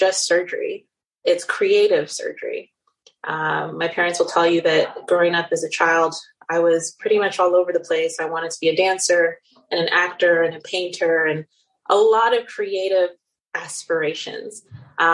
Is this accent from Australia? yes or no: no; Nigeria; moved away as an adult; also born or lived in Netherlands; now in New York, United States; I came to the United States to go to college. I grew up in Nigeria and the Netherlands in Europe and went to Baylor University in Waco, Texas for undergrad